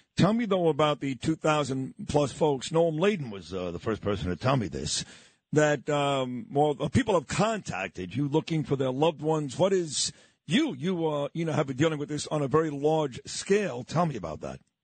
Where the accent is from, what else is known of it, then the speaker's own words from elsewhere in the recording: New York City, New York, United States; the neighborhood I grew up in in Brooklyn, New York.